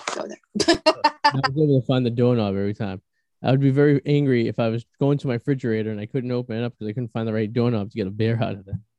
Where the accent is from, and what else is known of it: New England, United States